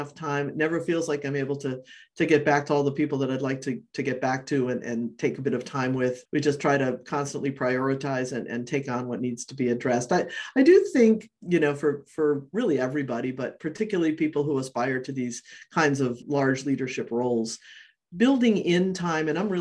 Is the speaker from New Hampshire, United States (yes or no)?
yes; New Hampshire, United States; now in Maine, United States; I grew up in New Hampshire